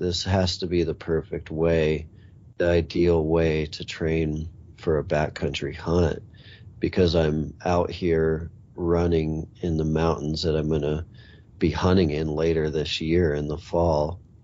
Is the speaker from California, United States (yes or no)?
no; Montana, United States; I grew up in Montana